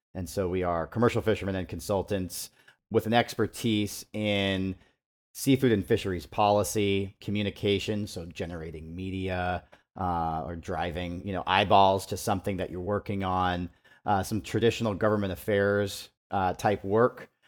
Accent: Homer, Alaska, United States; now in Seattle, United States; Originally from from Homer, grew up

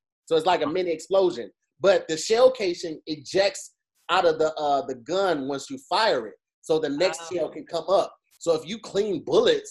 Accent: East St. Louis, Illinois, United States; I'm from East St. Louis

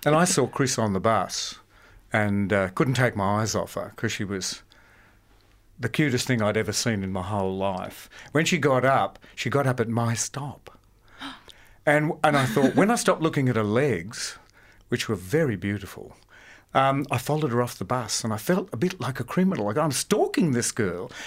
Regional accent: Sydney, New South Wales, Australia; born or raised there

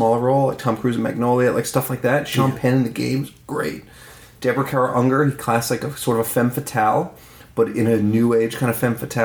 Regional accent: Newfoundland and Labrador, Canada; I'm from Newfoundland.

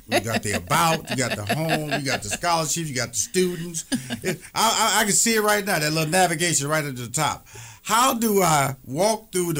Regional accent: Houston, Texas, United States; went back to my hometown of Houston, Texas

